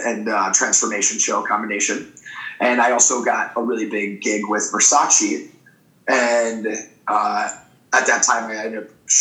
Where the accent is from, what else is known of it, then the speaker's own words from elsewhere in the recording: Milwaukee, Wisconsin, United States; moved away as an adult; now in California, United States; in the middle of downtown of my hometown, Milwaukee